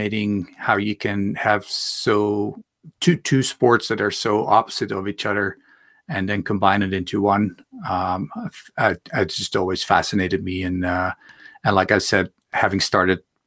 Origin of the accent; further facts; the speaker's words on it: Netherlands; moved away; I grew up in Holland.